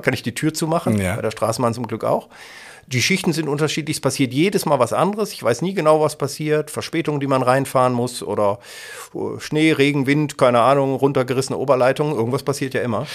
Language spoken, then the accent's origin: German; Kassel, Hesse, Germany; also born or lived in Detmold / Siegen; now in Essen, Germany; Kassel, wo ich geboren bin und, und hier aufgewachsen bin